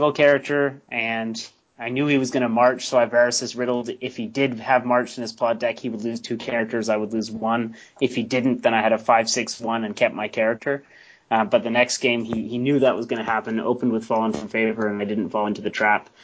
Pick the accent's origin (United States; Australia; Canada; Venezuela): Canada; I'm the Canadian podcast, one of the podcast hosts of Beyond the Wall